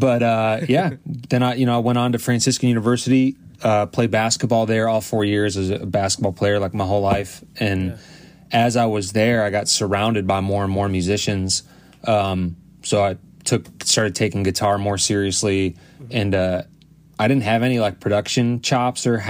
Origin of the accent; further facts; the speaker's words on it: Cleveland, Ohio, United States; moved away as an adult; now in St. Paul, United States; I'm from the Cleveland, Ohio area originally. That's where I grew up, spent my childhood, high school, up until college